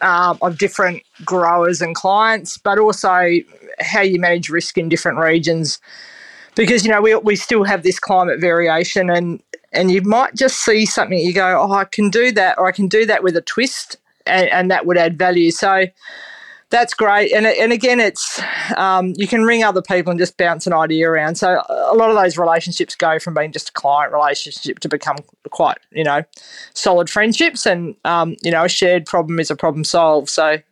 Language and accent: English; Perth, Western Australia, Australia; So I grew up in Perth, and my folks were very supportive and said, yeah, sure, go, you know, and see how that works out. And I've just kept moving east, so Perth to Rogersworthy, Rogersworthy to New South Wales, you know, who knows.